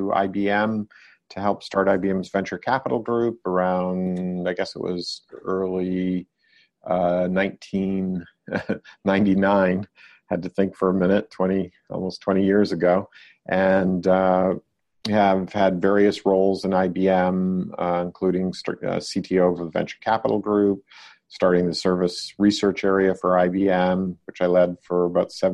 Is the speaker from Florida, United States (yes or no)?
no; Maine, United States; moved away as an adult; also born or lived in Massachusetts / Connecticut / Rome, Italy; now in Silicon Valley, United States; I grew up in Maine and went to MIT to study physics and computer science